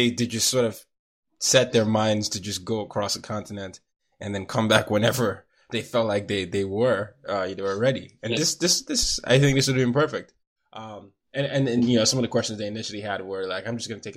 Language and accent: English; Nigeria; now in United States; I'm Nigerian